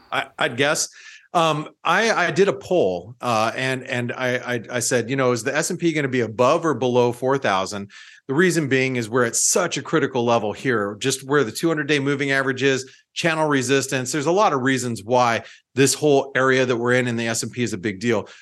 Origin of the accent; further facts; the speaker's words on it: United States; as an American